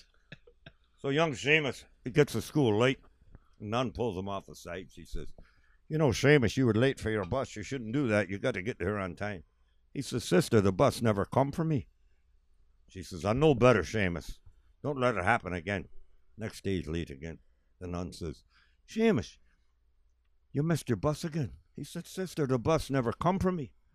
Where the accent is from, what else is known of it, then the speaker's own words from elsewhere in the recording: Buffalo, New York, United States; Where are you from? I said, Buffalo